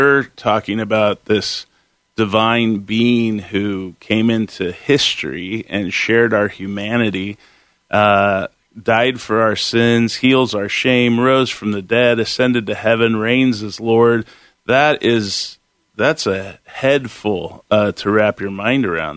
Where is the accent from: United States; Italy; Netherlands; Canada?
United States; Concord, California; moved away as an adult; also born or lived in Sacramento, California / Chico, California; now in Portland, United States; I grew up in the Bay Area, Concord, California, and then in high school, we moved to Sacramento